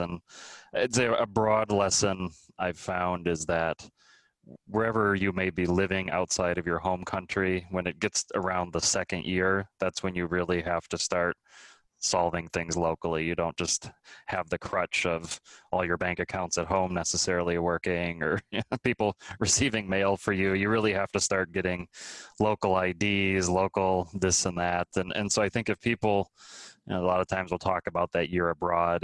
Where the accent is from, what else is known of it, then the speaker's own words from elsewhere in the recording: Minnesota, United States; moved away; also born or lived in China; I grew up in Minnesota in the United States